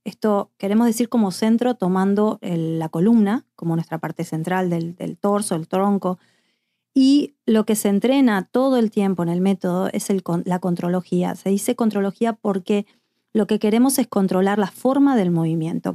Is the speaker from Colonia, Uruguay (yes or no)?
no; Montevideo, Uruguay; moved away; yo soy de Montevideo, Uruguay